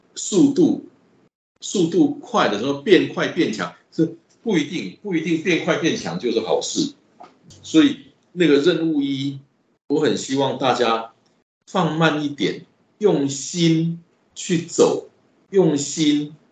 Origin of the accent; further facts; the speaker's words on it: Taichung, Taiwan; 这是我的家乡，这是我家乡的人在这里感受到的是，真的是幸福。那个感觉很复杂。那我每一次走在那条路上，我都会有这个感觉，那个草悟道美术馆那边。就是以前在外地工作，两三个月回来一次